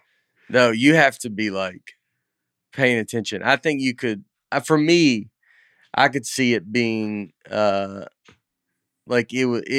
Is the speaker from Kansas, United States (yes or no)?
no; Mississippi, United States; Why do y'all keep pronouncing the L in folks? I'm from Mississippi, and I even know not to do that.